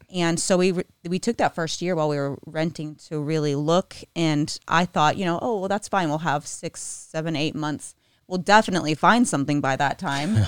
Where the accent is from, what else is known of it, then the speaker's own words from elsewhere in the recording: Texas, United States; moved away as an adult; now in Nashville, United States; I grew up in Texas.